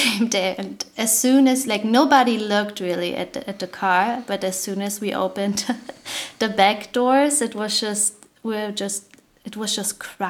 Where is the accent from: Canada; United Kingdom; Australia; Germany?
Germany; also born or lived in Kentucky / Tennessee; now in New York, United States; I'm from Germany, it's different, like, you know, Kentucky, Tennessee. Was just a different world for me